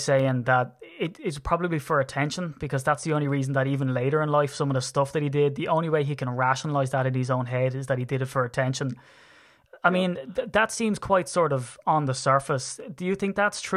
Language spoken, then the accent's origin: English; Ireland; as an Irishman